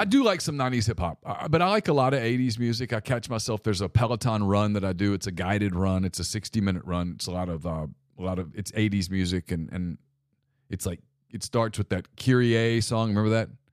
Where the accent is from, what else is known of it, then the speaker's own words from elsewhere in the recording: Ruston, Louisiana, United States; I grew up in Ruston, Louisiana, and our life was pretty simple